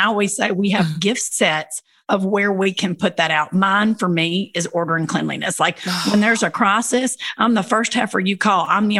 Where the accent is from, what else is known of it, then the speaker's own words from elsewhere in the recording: Cumberland Gap, Kentucky, United States; I'm from the Cumberland Gap. So I'm from the real, like where Daniel Boone came through. Y'all look it up. It's tiny. And so we're country people.